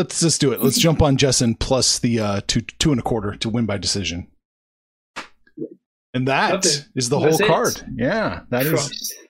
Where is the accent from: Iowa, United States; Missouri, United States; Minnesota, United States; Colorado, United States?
Missouri, United States; Kansas City; I'm from Kansas City.